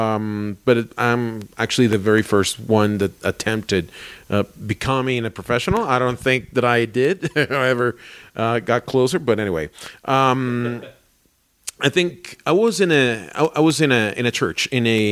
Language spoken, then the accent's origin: English; Caracas, Capital District, Venezuela; moved away as an adult; also born or lived in Barquisimeto, Venezuela; now in Colombia; I went to Caracas, which is my hometown, is our capital in Caracas.